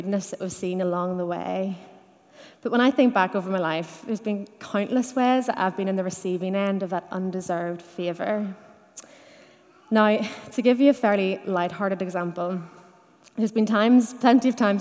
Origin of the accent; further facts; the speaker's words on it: Dungannon, Northern Ireland, United Kingdom; I grew up in Dungannon in the 90s, when it was normal to go to church